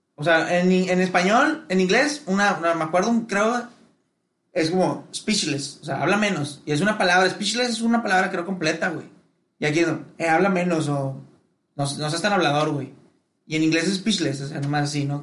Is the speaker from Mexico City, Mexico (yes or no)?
no; Monterrey, Nuevo León, Mexico; en Monterrey somos la mera verga